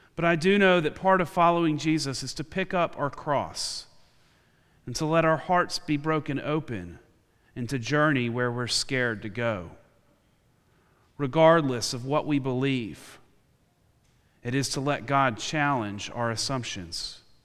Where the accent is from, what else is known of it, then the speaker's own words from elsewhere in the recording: United States; my identity as an American in this country I call home.